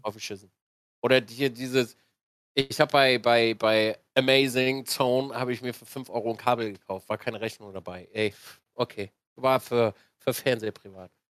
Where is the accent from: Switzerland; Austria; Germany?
Switzerland; als äh, Schweizer